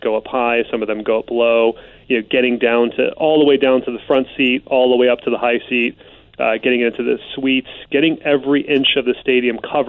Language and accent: English; Bay Area, California, United States; I grew up in the Bay Area in the 80s and 90s